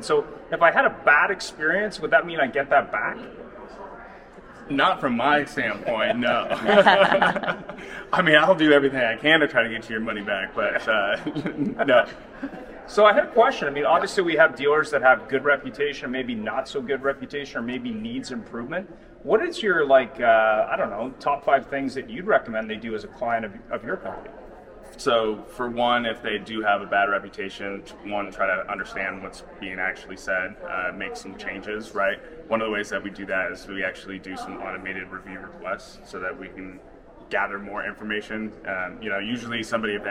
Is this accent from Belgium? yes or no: no; Arizona, United States; I'm from Arizona